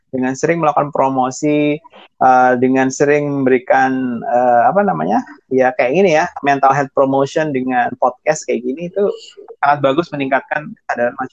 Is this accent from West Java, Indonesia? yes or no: no; Ambon, Maluku, Indonesia; saya kan dengan saya ini beda secara fisik dengan teman-teman saya di Ambon gitu